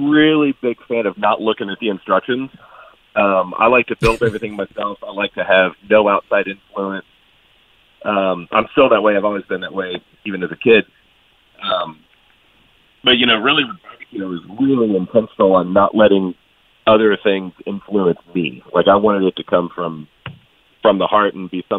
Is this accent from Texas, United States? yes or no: yes; Texas, United States; I'm a Texan